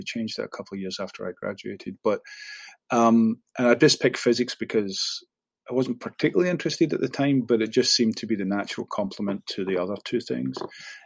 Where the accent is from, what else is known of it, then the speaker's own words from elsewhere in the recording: Glasgow, Scotland, United Kingdom; moved away as an adult; now in Houston, United States; I was born and raised in Postle Park and then moved to the Milton. So not the most salubrious parts of Glasgow